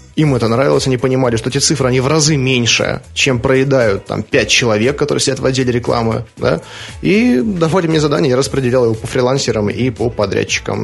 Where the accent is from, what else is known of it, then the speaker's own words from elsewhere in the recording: Saint Petersburg, Russia; Я родился 1 мая 1985 года в городе Ленинграде